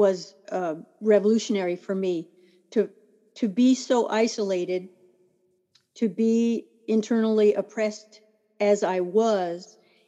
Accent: Turkey; born there; He was a career Army, so I was born in Turkey. He was stationed overseas. We lived there.

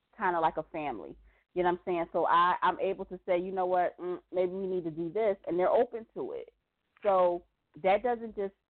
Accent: Philadelphia, Pennsylvania, United States; I'm from Philly

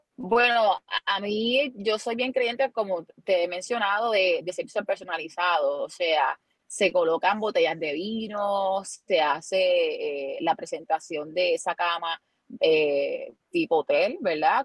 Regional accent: Luquillo, Puerto Rico; yo soy natural de Luquillo

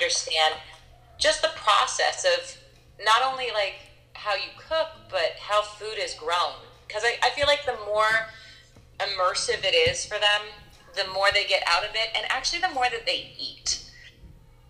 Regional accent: Seattle, Washington, United States; now in Astoria, United States; I'm actually from the Pacific Northwest originally, mm-hmm. from Seattle.

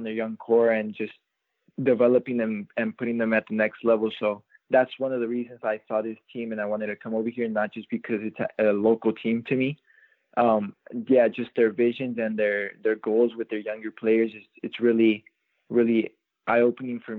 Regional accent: Orange County, California, United States; playing in my hometown, it feels really good just having all these family members around

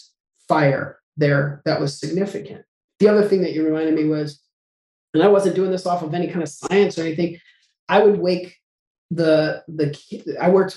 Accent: Albuquerque, New Mexico, United States; I grew up in Albuquerque, New Mexico

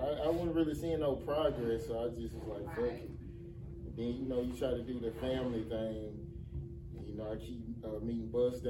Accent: Tuscaloosa, Alabama, United States; now in Atlanta, United States; I'm originally from Tuscaloosa, Alabama. I've been here since 2009

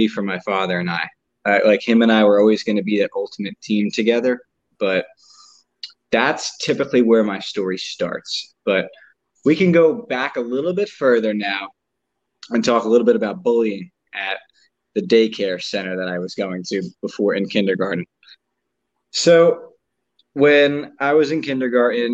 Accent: New Jersey, United States; I grew up in New Jersey with my mom and dad

